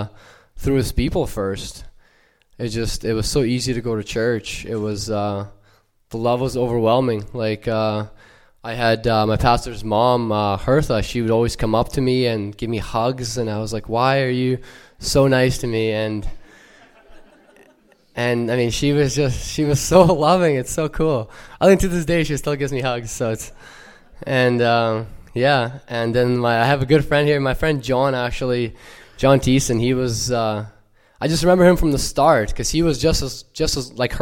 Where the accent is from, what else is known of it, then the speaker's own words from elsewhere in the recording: Ukraine; now in Canada; And I was born in Ukraine, born and raised. And my family moved here about 17 years ago, so no longer have the accent.